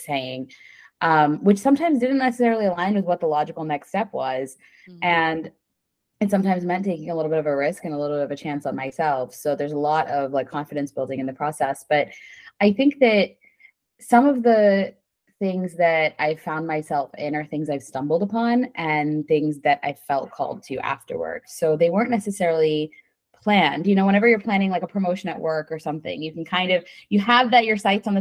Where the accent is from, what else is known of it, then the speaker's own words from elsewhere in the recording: State College, Pennsylvania, United States; I grew up in State College and went to Penn State